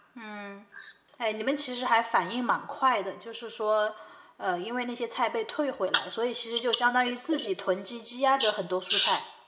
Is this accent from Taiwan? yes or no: no; Chongqing, China; 我们都是重庆的